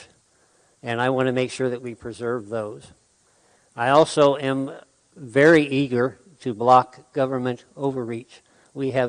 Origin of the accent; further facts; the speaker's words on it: Sheridan, Wyoming, United States; I am a third-generation Wyoming native. I was raised here in Sheridan.